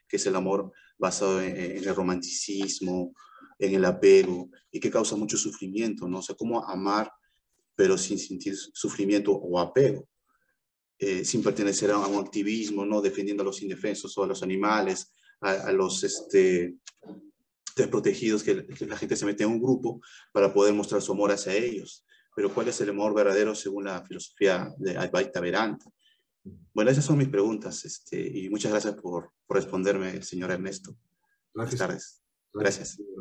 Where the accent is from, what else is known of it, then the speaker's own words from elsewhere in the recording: Peru; este, yo soy de Perú